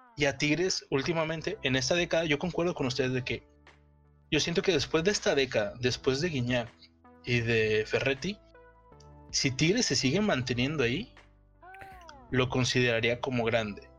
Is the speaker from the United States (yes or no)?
no; Monterrey, Nuevo León, Mexico; como regio